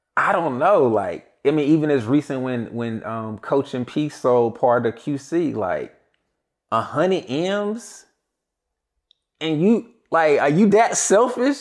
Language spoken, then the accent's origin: English; Greensboro, North Carolina, United States; I'm from Greensboro, North Carolina